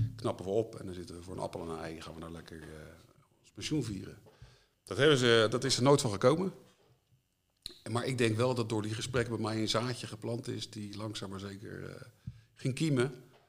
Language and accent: Dutch; Leiden, South Holland, Netherlands; ik ben geboren en getogen in Leiden.